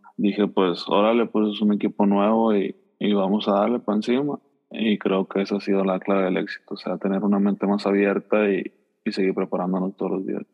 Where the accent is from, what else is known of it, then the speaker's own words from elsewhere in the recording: Mexico; uno como mexicano